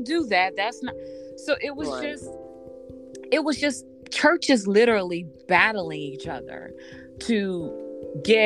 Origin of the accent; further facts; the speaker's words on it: the South, United States; moved away; growing up in the South